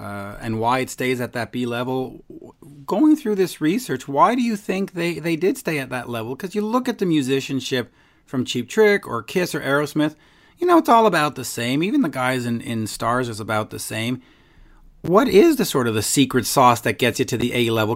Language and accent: English; Canada; I'm a Canadian.